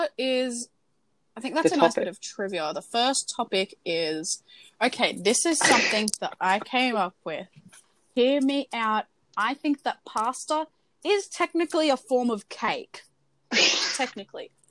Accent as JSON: {"language": "English", "country": "Australia", "said": "And we're Australian"}